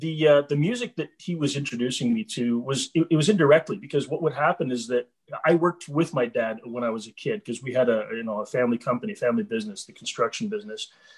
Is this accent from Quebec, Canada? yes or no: yes; Montreal, Quebec, Canada; I was born in Montreal. I've lived in Montreal my whole life.